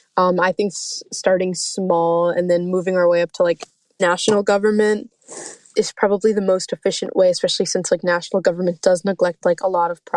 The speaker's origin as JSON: {"language": "English", "region": "Maryland", "country": "United States", "said": "I'm from Maryland. I'm 17 years old now, and in 2050, I'll be 45 years old."}